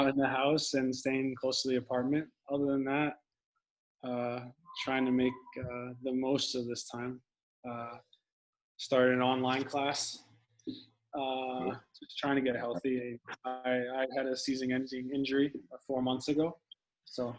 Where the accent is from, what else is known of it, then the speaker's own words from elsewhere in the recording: Westport, Connecticut, United States; Westport's a really nice place to grow up. You know, I was fortunate enough to be there